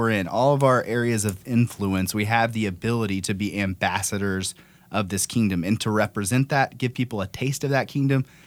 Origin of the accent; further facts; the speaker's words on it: United States; for me as an American